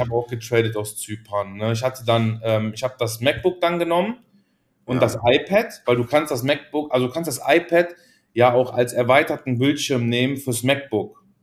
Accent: Cologne, North Rhine-Westphalia, Germany; bei uns in Köln gibt es den ersten FC Köln

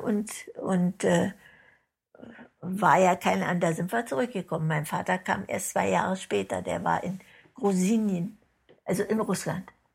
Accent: Germany; Ich bin Deutscher

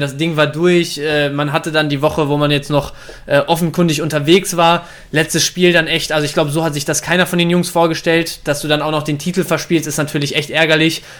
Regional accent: Dortmund, North Rhine-Westphalia, Germany; now in Bielefeld, Germany; ich bin ja nicht nur Bielefelder hier, weil ich seit Ewigkeiten hier lebe, ich bin auch gebürtiger Dortmunder

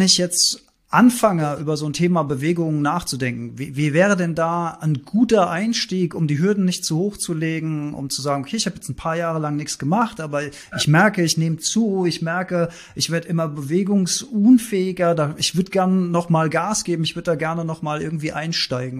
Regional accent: Germany; bei uns in Deutschland

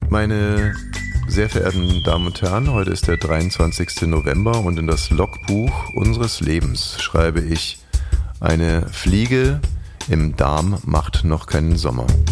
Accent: Bavaria, Germany; also ich komme aus Bayern

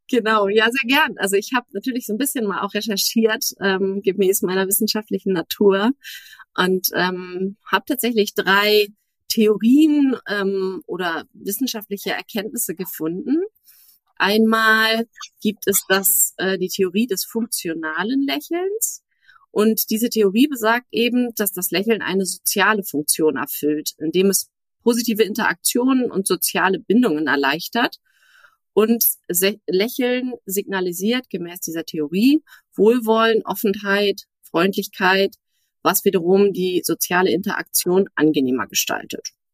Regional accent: Berlin, Germany; in meiner Heimat Berlin

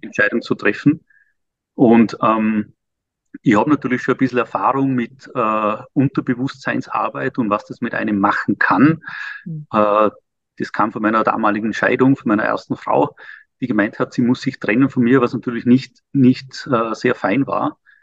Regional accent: Vorarlberg, Austria; moved away as an adult; also born or lived in Vienna, Austria; now in Liechtenstein; achtundvierzig und Österreicher Vorarlberger

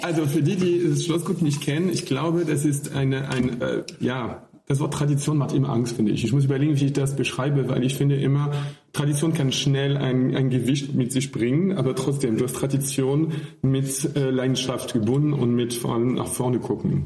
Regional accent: near Paris, Île-de-France, France; German is a second language; moved away as an adult; also born or lived in Rhineland / Southern Germany / Austria; now in Germany; ich komme aus der Nähe von Paris

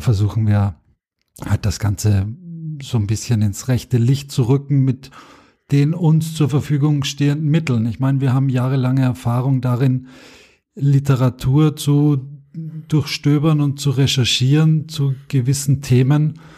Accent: Austria; moved away as an adult; now in Germany; ich bin Österreicher, bin es nach wie vor.

